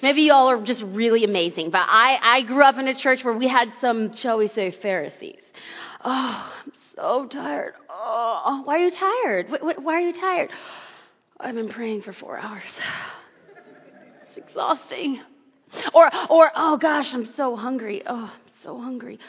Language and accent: English; Los Angeles, California, United States; I am born and raised in Southern California and grew up in Los Angeles